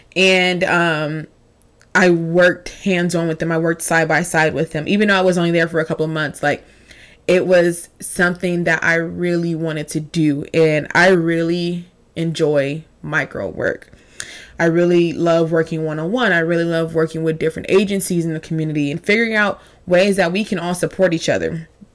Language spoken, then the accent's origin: English; Long Beach, California, United States; Even though I didn't grow up in the San Fernando Valley area, I grew up in Long Beach